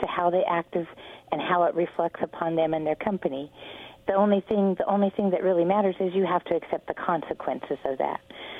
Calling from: Kennewick, Washington, United States; again from Kennewick.

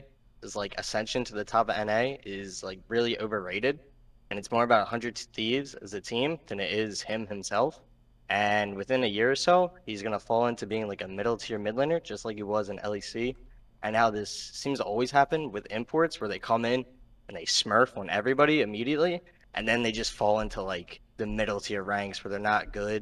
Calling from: Philadelphia, Pennsylvania, United States; I'm calling from Philadelphia, Pennsylvania.

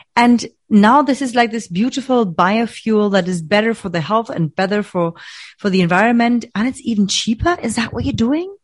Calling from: Berlin, Germany; I'm calling from Berlin, Germany

